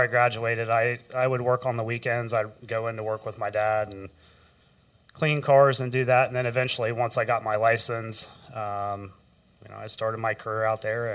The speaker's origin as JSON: {"language": "English", "town": "Rushville", "region": "Ohio", "country": "United States", "tie": "born or raised there", "also_born_or_lived": "Columbus, Ohio", "said": "Grew up in Rushville, Ohio."}